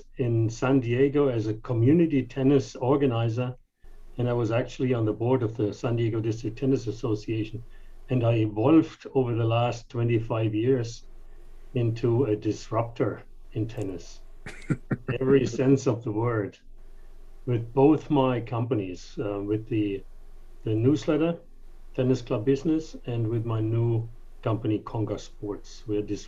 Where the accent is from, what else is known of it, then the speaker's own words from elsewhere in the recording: Germany; English is a second language; moved away as an adult; also born or lived in King of Prussia, Pennsylvania; now in United States; So, but I am from Germany. Moved here in 1985.